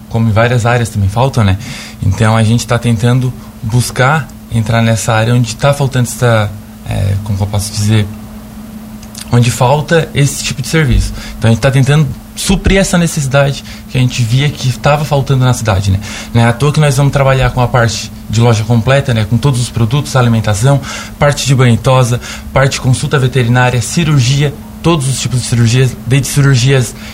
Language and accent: Portuguese; Braço do Norte, Santa Catarina, Brazil; Eu sou natural de Braço do Norte. Braço do Norte também é uma cidade grande, como se diz, é, tem bastante demanda na área pet